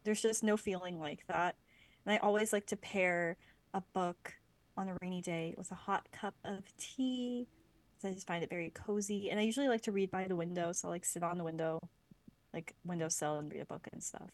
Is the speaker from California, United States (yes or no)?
no; Lancaster, Pennsylvania, United States; now in Vancouver, Canada; I grew up near Lancaster